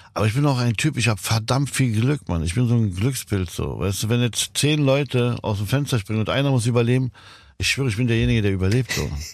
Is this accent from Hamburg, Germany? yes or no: no; Berlin, Germany; also born or lived in Lebanon; bei uns in Kreuzberg